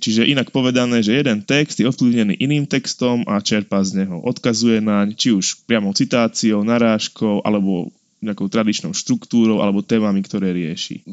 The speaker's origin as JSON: {"language": "Slovak", "country": "Slovakia", "said": "sme my Slováci"}